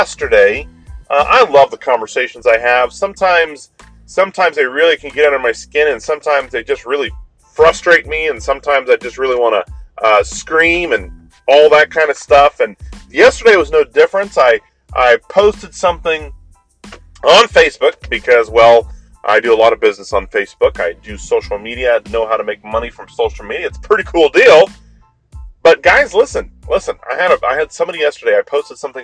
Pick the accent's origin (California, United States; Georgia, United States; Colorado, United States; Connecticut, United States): Colorado, United States; moved away; I'm originally from Colorado